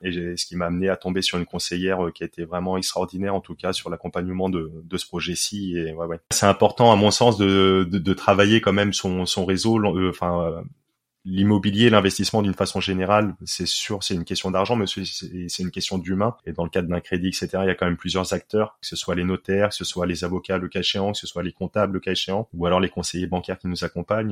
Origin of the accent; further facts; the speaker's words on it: Poitiers, Nouvelle-Aquitaine, France; also born or lived in Paris; Je suis originaire de Poitiers, là où je réside actuellement, à, 15 minutes au sud de, de Poitiers